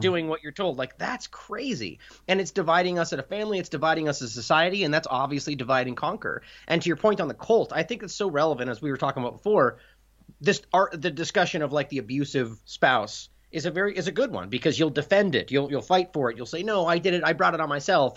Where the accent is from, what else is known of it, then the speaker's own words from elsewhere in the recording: United States; I'm an American broadcasting in the U S